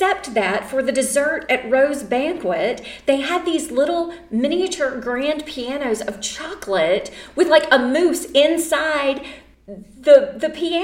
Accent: Mississippi, United States; my home state where there is only one chapter at my alma mater

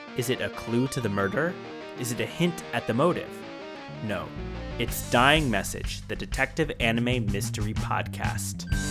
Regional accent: Georgia, United States; my my like childhood growing up amusement park was Six Flags over Georgia

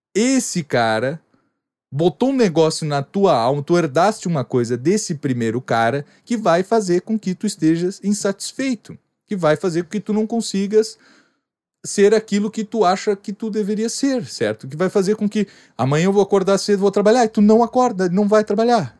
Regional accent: Rio Grande do Sul, Brazil; eu sou gaúcho

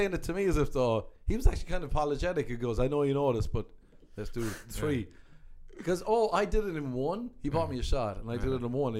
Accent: Ireland; moved away

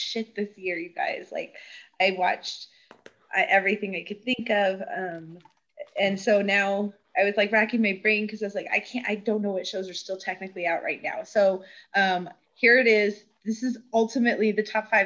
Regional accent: United States; being American

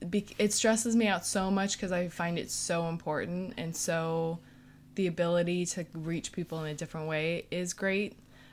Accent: California, United States; now in New York, United States; But so I came from California to New York, and they expected you already to have like pieces with you.

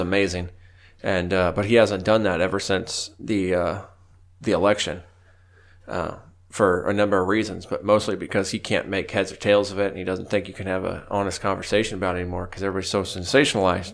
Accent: United States; as Americans

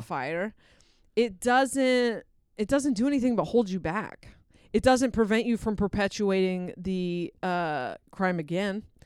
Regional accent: Delaware, United States; moved away; I grew up partially in Delaware

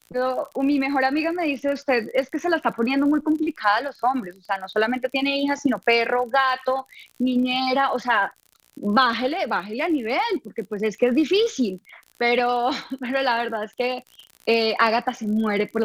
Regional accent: Bucaramanga, Santander, Colombia; now in Bogotá, Colombia; Eh, cuando yo salí de Bucaramanga, nadie daba un peso por mí. Eh, todo el mundo me decía, estás loca, que te vas a ir a Bogotá

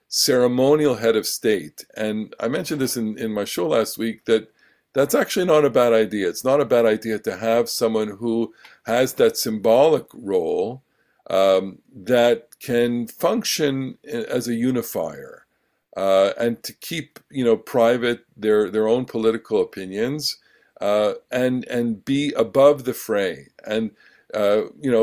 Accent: Canada; I am a Canadian

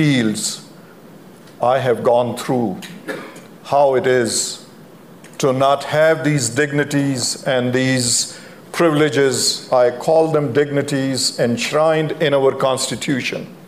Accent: Pakistan; moved away as an adult; now in United States; I grew up in Pakistan during my high school days and my law school days.

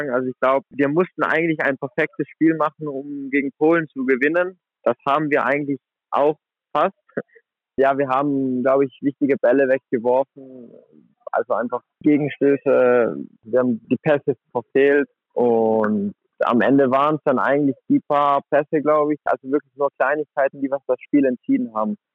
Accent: Merano, Trentino-Alto Adige, Italy; now in Flensburg, Germany; Das war so, das war ein Handballcamp von der Flensburg Akademie in meiner Heimatstadt in Meran.

